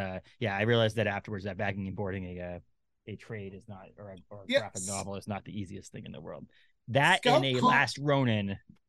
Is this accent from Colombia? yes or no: no; New England, United States; now in Maine, United States; I live in Maine. I'm from New England.